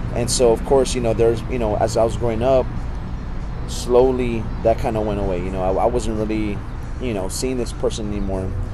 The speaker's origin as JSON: {"language": "English", "town": "San Antonio", "region": "Texas", "country": "United States", "tie": "born or raised there", "said": "I actually grew up well, near John Jay High School. That I was born in the area. Oh, I, I was born in Santa Rosa Hospital"}